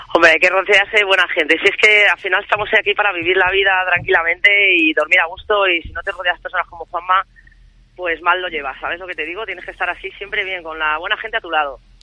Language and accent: Spanish; Madrid, Community of Madrid, Spain; somos las dos madrileñas